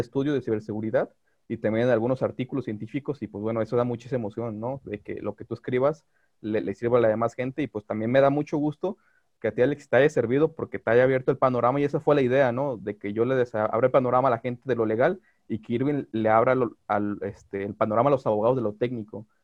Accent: Guadalajara, Jalisco, Mexico; yo soy de Guadalajara

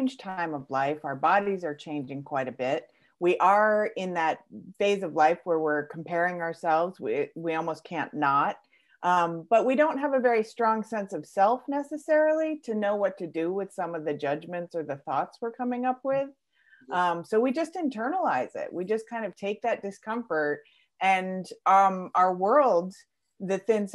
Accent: Connecticut, United States; I am from Connecticut in the States

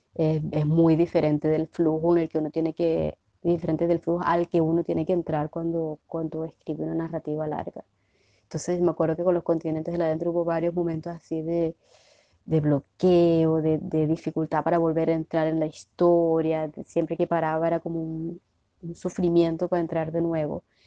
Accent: Maracaibo, Zulia, Venezuela; moved away as an adult; also born or lived in Cuba; now in Brazil; no solamente soy maracucha o venezolana

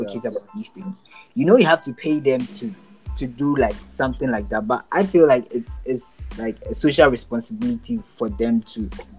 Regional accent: Labadi, Greater Accra, Ghana; I can take you to my hometown at Labadi

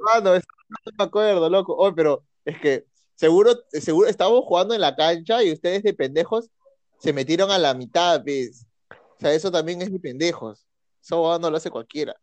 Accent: Peru; nací en Perú

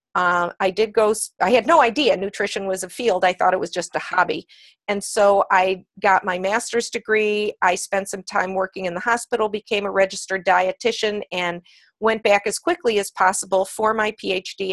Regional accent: Cleveland, Ohio, United States; also born or lived in New York City; I was a pre Title IX girl, in fact, uh, growing up in Cleveland, Ohio

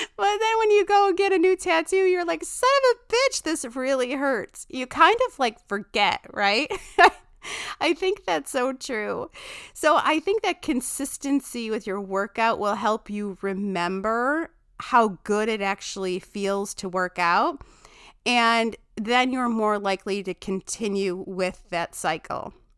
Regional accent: Chicago, Illinois, United States; I say pitchers weird 'cause I'm from Chicago

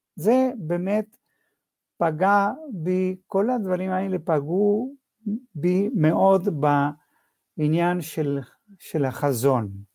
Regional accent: Argentina; moved away as an adult; now in Israel; זהות שלי היו כיהודי בארגנטינה

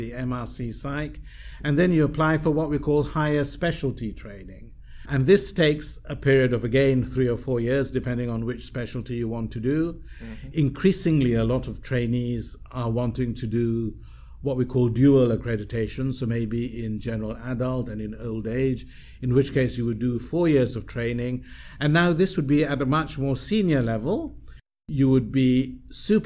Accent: Malaysia; moved away; also born or lived in United Kingdom; I'm a Malaysian, I was still quite anxious about returning to Malaysia

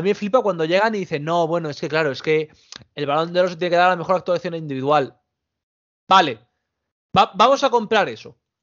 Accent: Spain; los españoles y los portugueses somos los pobres de Europa

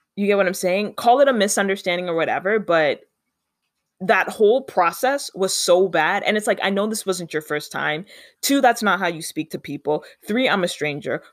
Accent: Canada; I'm Canadian

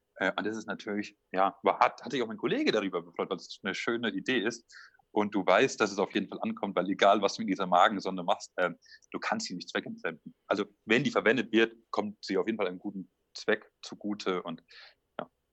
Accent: near Würzburg, Franconia, Bavaria, Germany; also born or lived in Stuttgart region; now in Esslingen, Germany; Ich komme aus der Nähe von Würzburg

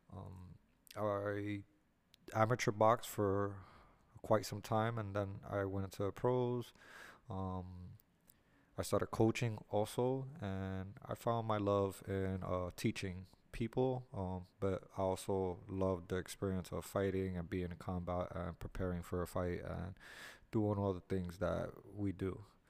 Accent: New York City, New York, United States; also born or lived in Miami, Florida; I am here from the Lower East Side, New York City, New York, born and raised

